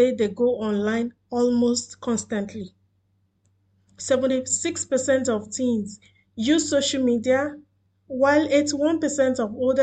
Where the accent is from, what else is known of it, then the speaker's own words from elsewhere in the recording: Nigeria; now in Doha, Qatar; I am a Nigerian living in Doha, Qatar